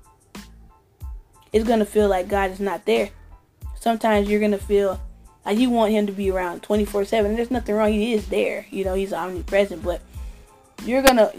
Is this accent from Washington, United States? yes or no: no; California, United States; Growing up in Cali